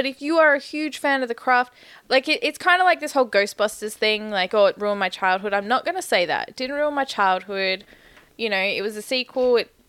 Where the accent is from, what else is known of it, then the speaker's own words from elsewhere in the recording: McLaren Vale, South Australia, Australia; I grew up in McLaren Vale, man.